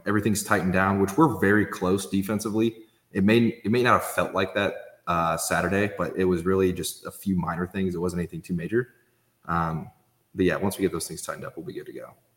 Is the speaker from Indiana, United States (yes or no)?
yes; Indianapolis, Indiana, United States; I'm from Indy